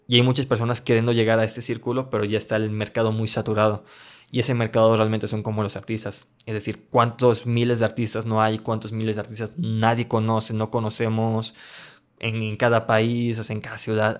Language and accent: Spanish; León, Guanajuato, Mexico; yo soy de León, Guanajuato, México